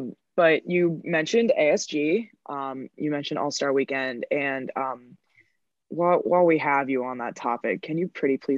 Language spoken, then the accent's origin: English; Chicago, Illinois, United States; I'm from Chicago